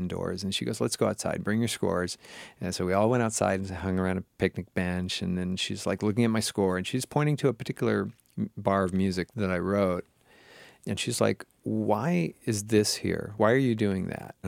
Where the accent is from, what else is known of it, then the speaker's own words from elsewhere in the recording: Seattle, Washington, United States; I grew up in the Seattle area, up in Washington State